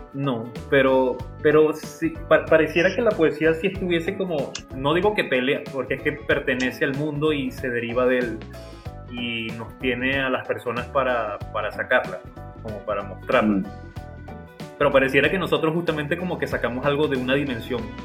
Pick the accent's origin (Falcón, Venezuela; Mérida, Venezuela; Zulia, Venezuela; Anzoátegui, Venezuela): Anzoátegui, Venezuela; El Tigre; yo soy del Tigre, eh, del estado de en, Venezuela